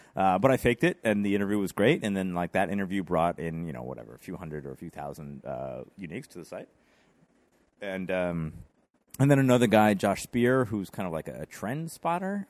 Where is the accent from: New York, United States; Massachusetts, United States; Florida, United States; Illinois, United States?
New York, United States; Rochester; also born or lived in West Village, New York; now in New York City, United States; I'm from Rochester, New York, uh, kinda born and bred up there.